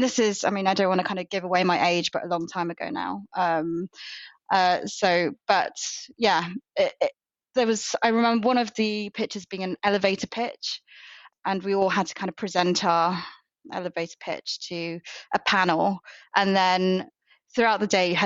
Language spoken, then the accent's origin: English; United Kingdom; moved away as an adult; also born or lived in Birmingham / London; now in Bristol, United Kingdom; I grew up in Birmingham and London